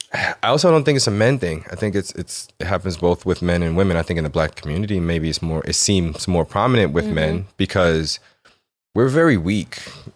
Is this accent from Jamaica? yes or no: yes; Jamaica; I am Jamaican also.